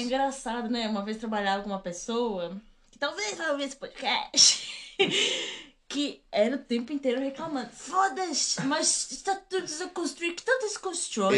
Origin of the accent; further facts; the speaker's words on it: Rio Grande do Sul, Brazil; now in England, United Kingdom; eu sou do Rio Grande do Sul